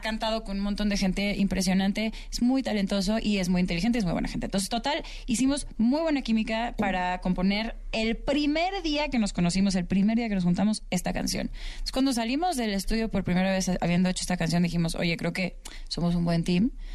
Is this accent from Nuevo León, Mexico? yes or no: no; Guadalajara, Jalisco, Mexico; en mi tierra, en Guadalajara